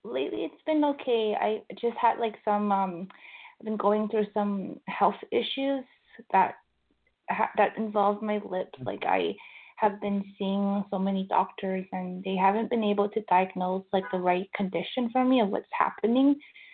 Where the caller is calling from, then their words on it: Vancouver, British Columbia, Canada; Yes. Hi, James. … I'm calling from Vancouver.